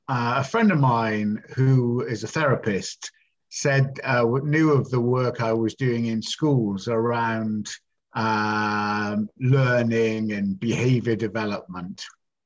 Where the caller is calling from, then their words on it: Cardiff, Wales, United Kingdom; All the way from very rainy Cardiff, as I speak.